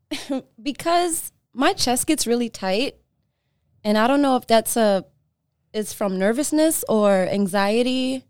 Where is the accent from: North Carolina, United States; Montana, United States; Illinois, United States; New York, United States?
New York, United States; moved away as an adult; now in Los Angeles, United States; I was born in L A. I was raised in New York.